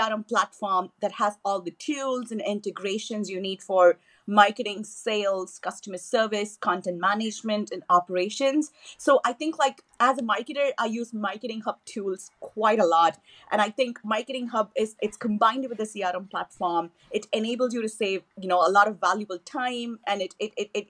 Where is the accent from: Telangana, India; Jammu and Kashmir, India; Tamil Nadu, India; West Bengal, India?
Tamil Nadu, India; Chennai; first language Tamil; English is a second language; moved away; I was born and raised in Chennai, which is the capital, you know, of the southern state of Tamil Nadu. So I speak Tamil at home, which is my native language.